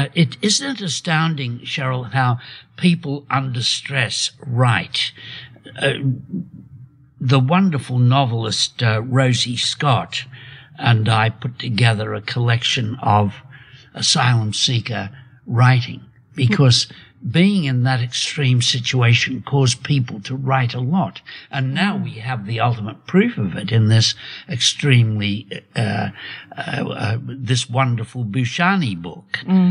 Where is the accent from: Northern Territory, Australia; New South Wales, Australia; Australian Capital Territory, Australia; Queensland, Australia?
New South Wales, Australia; Sydney; also born or lived in Kempsey, New South Wales; We came down in World War II when my father joined the armed forces, came down from Kempsey, New South Wales to, up near Port Macquarie to, Homebush.